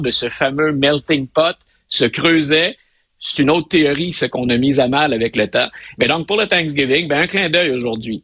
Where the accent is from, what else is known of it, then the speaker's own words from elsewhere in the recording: Quebec, Canada; notre famille, nous, c'est faut visiter le Québec pour couvrir tout le monde